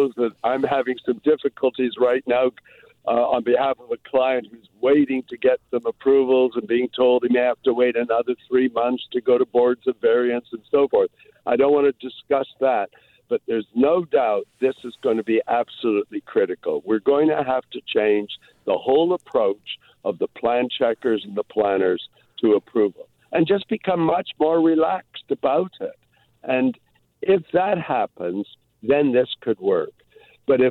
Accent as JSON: {"language": "English", "town": "Toronto", "region": "Ontario", "country": "Canada", "tie": "born or raised there", "moved": "yes", "lives_now": "Vancouver, Canada", "said": "I grew up in Toronto."}